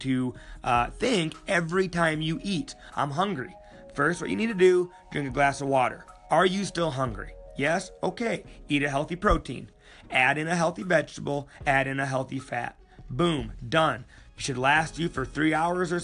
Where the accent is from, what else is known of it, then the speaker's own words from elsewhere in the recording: Sioux Falls, South Dakota, United States; Sioux Falls, my hometown